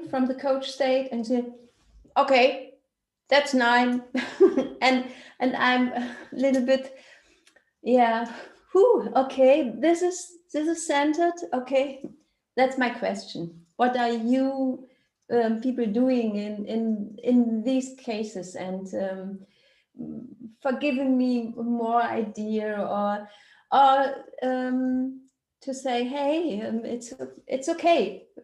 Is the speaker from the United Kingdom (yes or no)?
no; Germany; English is a second language; I come from Germany